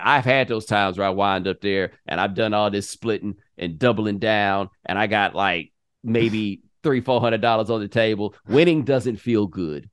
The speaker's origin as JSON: {"language": "English", "region": "the South", "country": "United States", "said": "I'm from the South"}